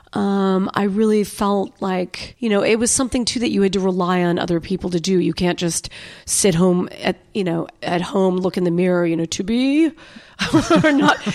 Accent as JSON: {"language": "English", "region": "New York", "country": "United States", "tie": "born or raised there", "moved": "as an adult", "lives_now": "Austin, United States", "said": "I was born in New York"}